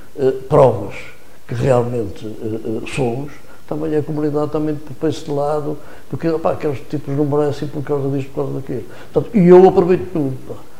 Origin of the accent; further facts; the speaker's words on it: Vila Nova de Gaia, Norte, Portugal; Gaia, e neste caso estou, estou a falar da minha terra